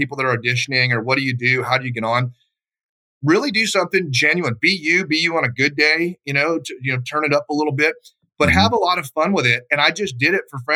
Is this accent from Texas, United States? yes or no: yes; Texas, United States; moved away as an adult; also born or lived in Dallas; now in Idaho, United States; I'm from Texas originally. I live up here in Idaho now.